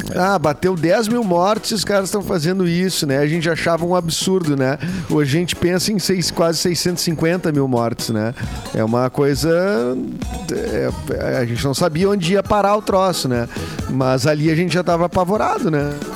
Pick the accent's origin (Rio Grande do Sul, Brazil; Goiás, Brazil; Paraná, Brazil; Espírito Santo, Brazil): Rio Grande do Sul, Brazil; the South; nós somos do Sul, né? eu sou do Sul